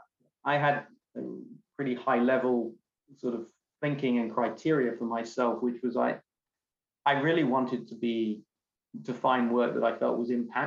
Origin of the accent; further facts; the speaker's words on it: London, United Kingdom; moved away as an adult; also born or lived in Bristol; now in California, United States; I'm born and bred in London